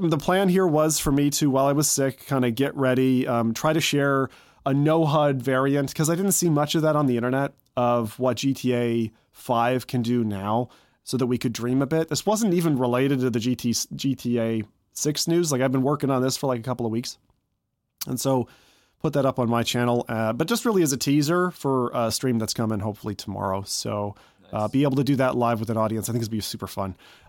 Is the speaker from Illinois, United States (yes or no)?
no; Cleveland, Ohio, United States; born there; So I was born in Cleveland, Ohio. So I was born in Ohio in kind of Amish country type of thing, not to an Amish family